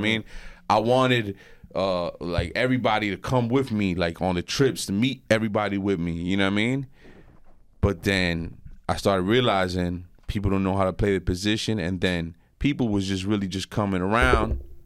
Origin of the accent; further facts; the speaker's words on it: West New York, New Jersey, United States; I grew up in West New York, and, uh, I grew up there my whole life